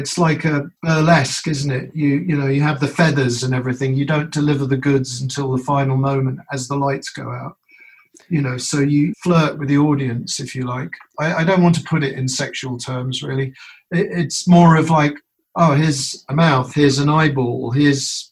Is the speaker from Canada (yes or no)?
no; United Kingdom; now in United States; I'm a Brit originally